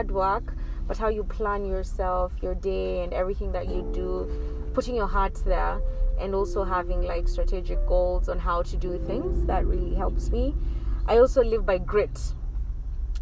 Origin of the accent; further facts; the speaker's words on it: Nairobi, Kenya; moved away as an adult; also born or lived in Egypt; now in Los Angeles, United States; I was born and raised in Nairobi, Kenya, and I have had the privilege to grow up